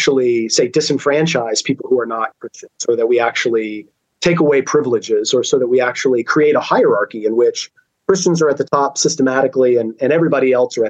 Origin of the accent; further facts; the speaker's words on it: United States; as an American